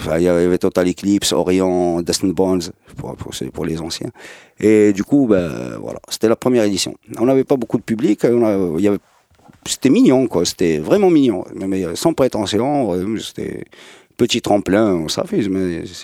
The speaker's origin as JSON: {"language": "French", "town": "Casablanca", "region": "Casablanca-Settat", "country": "Morocco", "tie": "born or raised there", "said": "Je suis né en 72 à Casablanca, à La Folle plus précisément, les années 70 à Gauthier, des années 80 à Gauthier, les années 90 à Gauthier"}